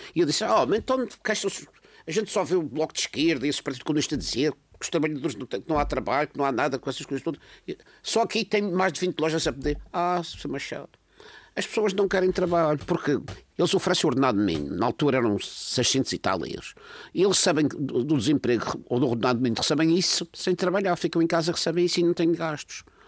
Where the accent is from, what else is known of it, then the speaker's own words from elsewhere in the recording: Madeira, Portugal; Eu estou preocupado como madeirense